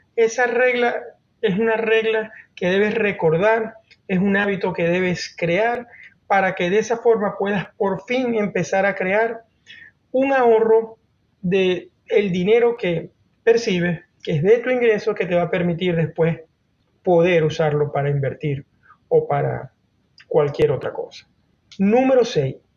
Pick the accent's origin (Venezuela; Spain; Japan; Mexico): Venezuela; moved away as an adult; now in Norway; primero en Venezuela, que es el país de donde vengo, y los últimos 11 años aquí en Noruega